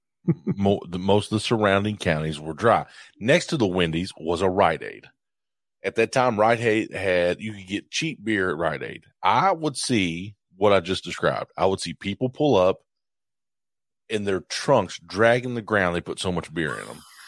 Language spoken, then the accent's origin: English; Morehead, Kentucky, United States; I'm from Moorhead.